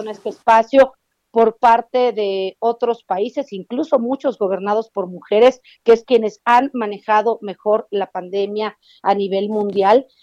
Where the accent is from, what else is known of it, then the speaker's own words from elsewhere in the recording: Mexico; somos todos los mexicanos